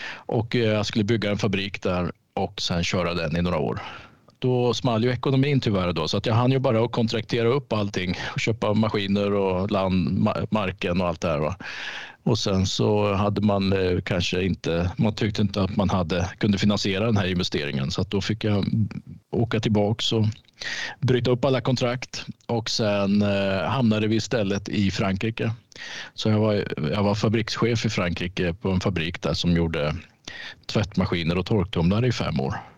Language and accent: Swedish; Norrköping, Östergötland, Sweden; jag är född och uppvuxen i Norrköping, så mm. jag är östgöte.